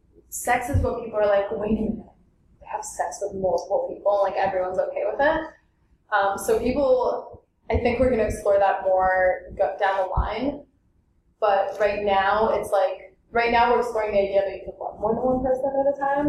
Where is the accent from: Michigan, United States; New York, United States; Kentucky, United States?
New York, United States; I grew up in New York